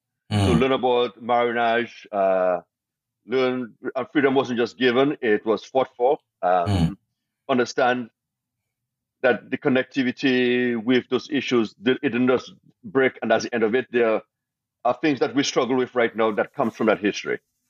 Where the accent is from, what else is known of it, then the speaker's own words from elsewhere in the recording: Portugal; because we come from New York, we're from Portugal.